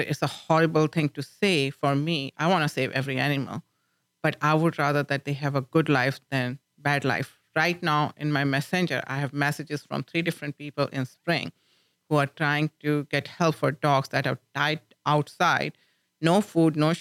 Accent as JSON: {"language": "English", "country": "India", "tie": "born or raised there", "moved": "as an adult", "lives_now": "Lubbock, United States", "said": "when I was growing up in India"}